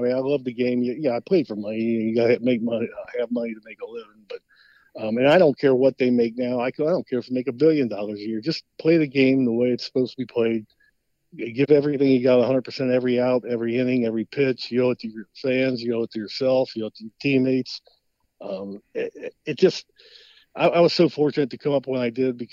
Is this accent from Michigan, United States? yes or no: no; Cincinnati, Ohio, United States; my hometown in Cincinnati